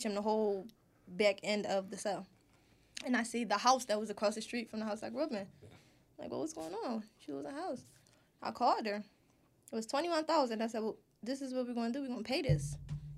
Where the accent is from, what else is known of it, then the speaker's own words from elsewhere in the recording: Philadelphia, Pennsylvania, United States; I grew up in South Philly